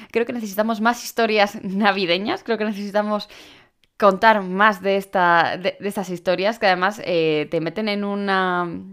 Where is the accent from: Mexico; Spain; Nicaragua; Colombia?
Spain; Alcoy, Valencian Community; Cuando digo que soy de Alicante